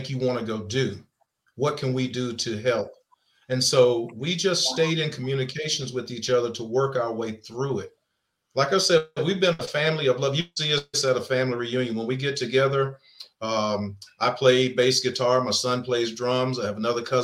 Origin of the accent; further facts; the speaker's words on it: Roseboro, North Carolina, United States; I'm from Sampson County, a little bitty town called Roseboro